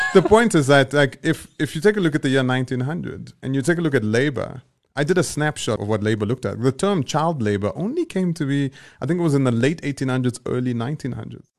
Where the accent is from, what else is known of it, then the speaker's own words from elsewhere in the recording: Johannesburg, Gauteng, South Africa; where I grew up in Eldorado Park